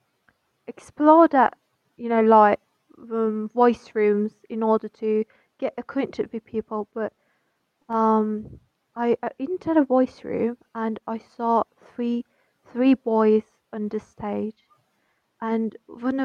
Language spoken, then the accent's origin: English; Iran; I'm from Iran